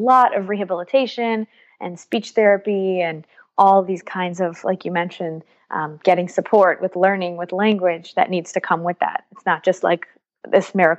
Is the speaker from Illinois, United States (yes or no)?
no; New York City, New York, United States; moved away as an adult; now in Haifa, Israel; I grew up in New York, in Brooklyn. My parents are from Israel